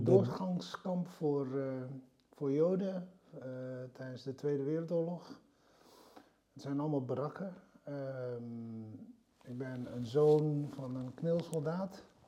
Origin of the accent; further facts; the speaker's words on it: Lunteren, Gelderland, Netherlands; also born or lived in Kamp de Biezen; ik ben geboren in Kamp de Biezen, tussen Barneveld eh, en Lunteren. En ik ben in Lunteren opgegroeid